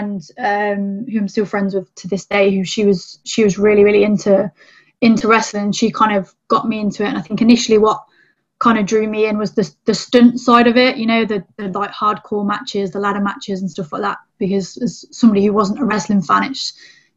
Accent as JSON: {"language": "English", "region": "England", "country": "United Kingdom", "said": "English female wrestler"}